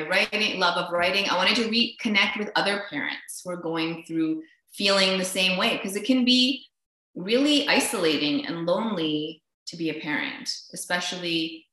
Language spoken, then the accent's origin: English; Vancouver, British Columbia, Canada; also born or lived in Niagara Falls / Winnipeg; I live here in Vancouver. I was born actually in Niagara Falls, but lived most of my life here with a 6-year stint in Winnipeg.